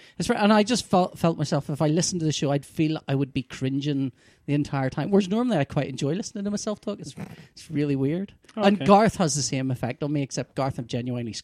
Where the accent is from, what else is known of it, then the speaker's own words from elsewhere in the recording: Belfast, Northern Ireland, United Kingdom; I've lived around Sunnyside Street since, I think I was, when I was born, we lived around Annadale Flats